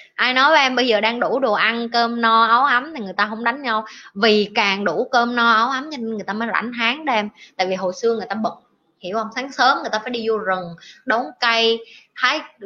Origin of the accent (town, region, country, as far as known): Vietnam